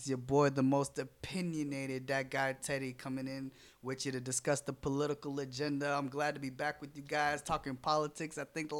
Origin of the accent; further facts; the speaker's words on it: Orlando, Florida, United States; My parents are from Africa, but I was born in Orlando, Florida, born and raised on Oak Ridge.